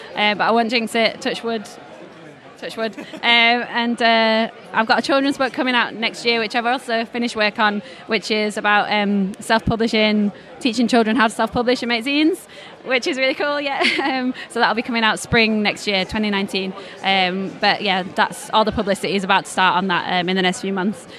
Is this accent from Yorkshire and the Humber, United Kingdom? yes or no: yes; Leeds, Yorkshire and the Humber, United Kingdom; I'm originally from Leeds, so it's my hometown show